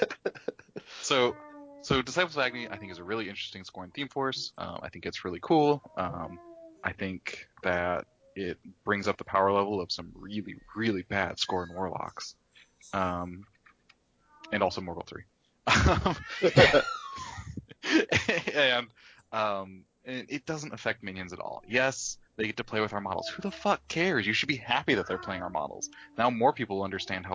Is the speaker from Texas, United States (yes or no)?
yes; Texas, United States; As a Texan